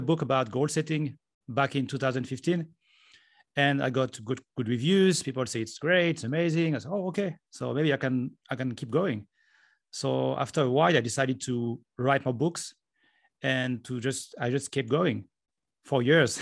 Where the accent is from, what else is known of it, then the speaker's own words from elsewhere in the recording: France; moved away as an adult; also born or lived in Japan; now in Estonia; I'm from France